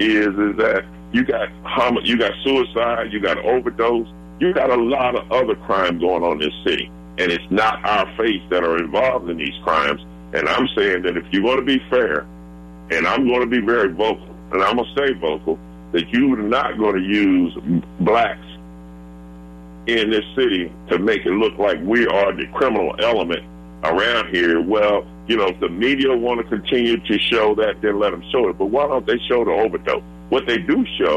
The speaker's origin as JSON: {"language": "English", "country": "United States", "tie": "born or raised there", "said": "where I grew up at over on Clifton, which is right off between Dr. Martin Luther King"}